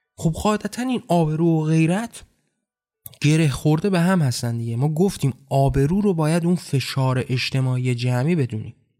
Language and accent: Persian; Iran; من هم در همون کشور به دنیا آمدم در همون کشور زندگی کردم با همون فرهنگ بزرگ شدم